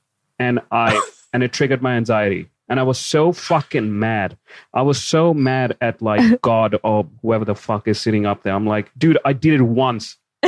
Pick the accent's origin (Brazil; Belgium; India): India; I'm Indian